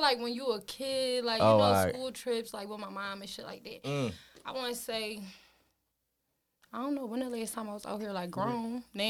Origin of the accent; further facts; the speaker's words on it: Philadelphia, Pennsylvania, United States; I'm from West Philly, hey, North Side of Market. Born and raised. Okay. Yeah, born and raised. Philly regular.